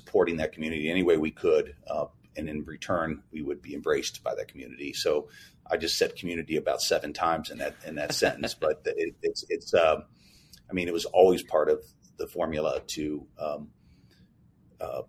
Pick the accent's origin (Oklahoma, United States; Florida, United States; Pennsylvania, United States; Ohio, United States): Ohio, United States; Cincinnati; now in Indianapolis, United States; That was my hometown where I grew up